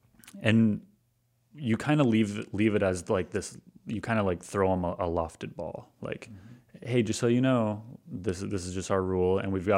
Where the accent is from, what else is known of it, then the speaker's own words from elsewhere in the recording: Granville, United States; also born or lived in Detroit; because I'm from Granville. Like I am born and raised in Granville. Like I've been around just like, you know, middle-class white people my entire life. I lived in Detroit for a year and in a mostly Arabic community.